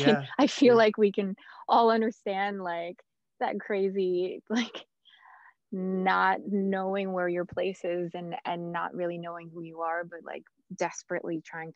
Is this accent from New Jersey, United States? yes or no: yes; New Jersey, United States; I grew up in New Jersey, but in a different part of New Jersey.